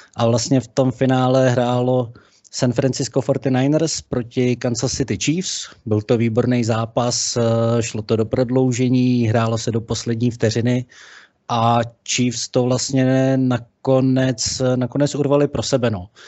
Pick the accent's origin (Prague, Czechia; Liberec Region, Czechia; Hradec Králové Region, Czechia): Liberec Region, Czechia; Liberec or Jablonec; Já jsem z Liberce nebo z Jablonce